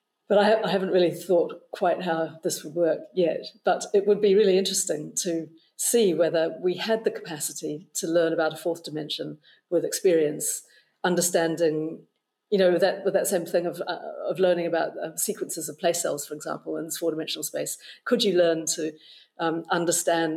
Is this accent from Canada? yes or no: no; New Zealand; moved away; But I was growing up in New Zealand